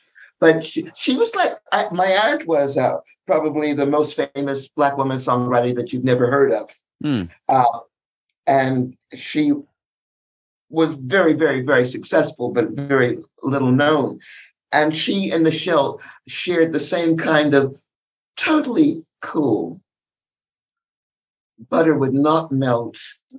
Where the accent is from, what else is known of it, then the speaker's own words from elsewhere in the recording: San Diego, California, United States; born there; I was born in the South, San Diego.